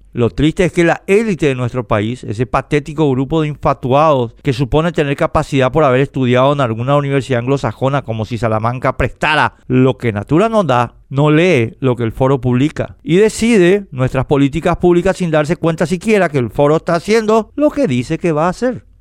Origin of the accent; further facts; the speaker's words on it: Paraguay; Queremos seguir siendo paraguayos